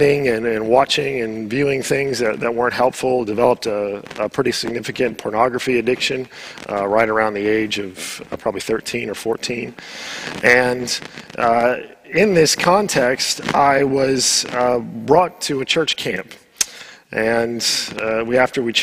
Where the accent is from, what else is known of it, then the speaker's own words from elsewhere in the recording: Southern California, United States; moved away; I was born in the U.S. I grew up in Southern California